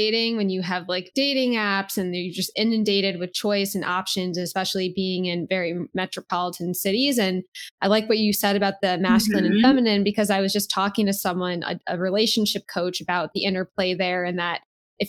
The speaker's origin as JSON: {"language": "English", "region": "East Coast", "country": "United States", "tie": "born or raised there", "moved": "as an adult", "lives_now": "Long Beach, United States", "said": "I moved out to Long Beach right before the pandemic. And I grew up on the East Coast"}